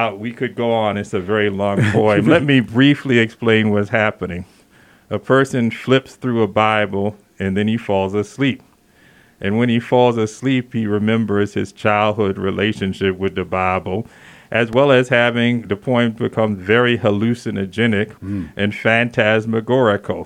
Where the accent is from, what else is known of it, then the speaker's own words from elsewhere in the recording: the South, United States; moved away as an adult; now in Santa Fe, United States; I'm originally from the South, and I've been here 12 years